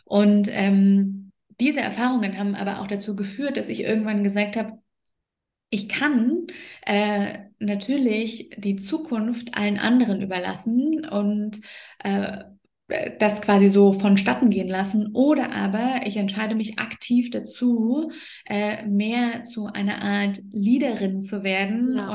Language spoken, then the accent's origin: German; the East, East Germany, Germany; Also ich bin ja auch im Osten groß geworden